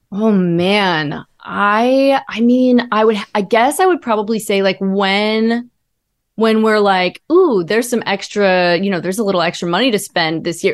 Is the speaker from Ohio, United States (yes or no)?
yes; Ohio, United States; I grew up in Ohio